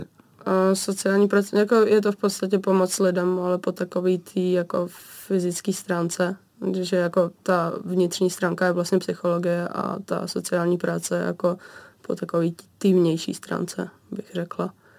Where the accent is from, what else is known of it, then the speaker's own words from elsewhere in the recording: Vsetín, Zlín Region, Czechia; Já pocházím z Moravy